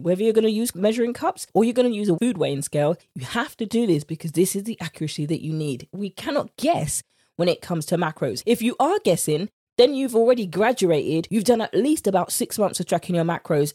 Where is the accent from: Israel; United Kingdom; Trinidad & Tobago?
United Kingdom; accent: British; my British accent